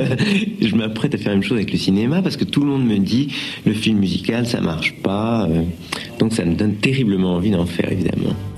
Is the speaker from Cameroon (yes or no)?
no; France